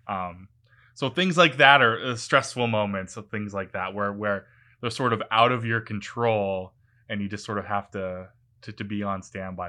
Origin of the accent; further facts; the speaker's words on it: Vancouver, British Columbia, Canada; I grew up in the Lower Mainland in Vancouver and went to school here, did my grad school here